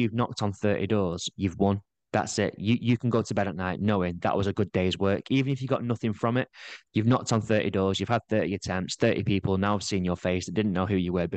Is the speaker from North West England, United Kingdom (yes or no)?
yes; Manchester, North West England, United Kingdom; moved away as an adult; now in Blackpool, United Kingdom; So I'm from Manchester. I moved nearer to Blackpool.